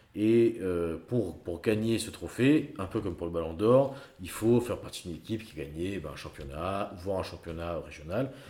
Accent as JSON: {"language": "French", "area": "Gers", "region": "Occitania", "country": "France", "said": "je suis gersois"}